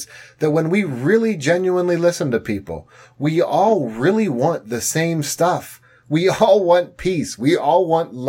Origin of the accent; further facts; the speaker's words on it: Pittsburgh, Pennsylvania, United States; I'm from Pittsburgh.